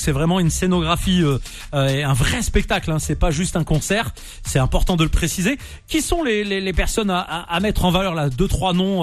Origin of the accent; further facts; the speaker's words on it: Nantes, Pays de la Loire, France; je suis nantais